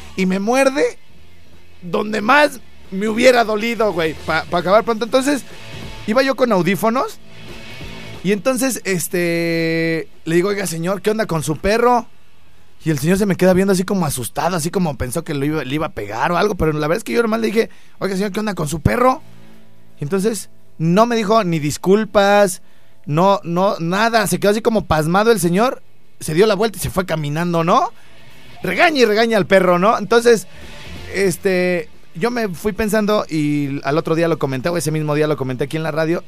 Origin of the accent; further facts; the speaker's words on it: Morelia, Michoacán, Mexico; una colonia jodidona como la donde yo nací puede ser Jardines del Rincón